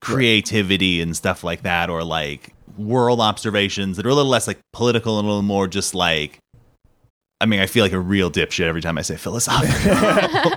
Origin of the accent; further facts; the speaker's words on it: Southern California, United States; I am a California native, like, 'cause I was born and raised in Southern California.